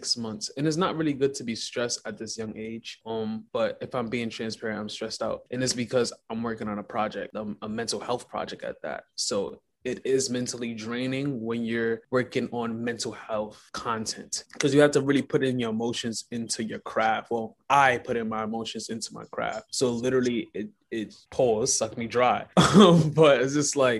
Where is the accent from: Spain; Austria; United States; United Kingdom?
United States; New York City, New York; also born or lived in Guyana; I'm a filmmaker from Brooklyn, New York.